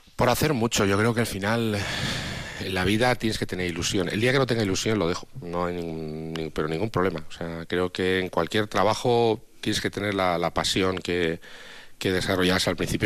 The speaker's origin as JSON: {"language": "Spanish", "town": "Altea", "region": "Valencian Community", "country": "Spain", "moved": "yes", "said": "gente de, mi pueblo"}